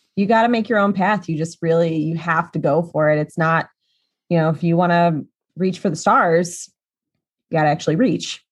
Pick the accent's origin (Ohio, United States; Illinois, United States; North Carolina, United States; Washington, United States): Illinois, United States; my home state of Illinois